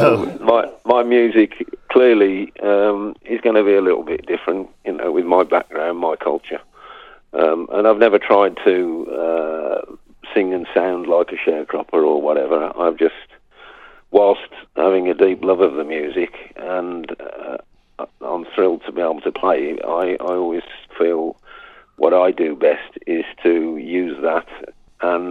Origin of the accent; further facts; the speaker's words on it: Birmingham, West Midlands, United Kingdom; accent: Brummie; moved away as an adult; also born or lived in Sutton Coldfield; now in France; I'm a Brummie, really. I'm born on the northern side of Birmingham, but lived most of my adult life in Sutton Coldfield.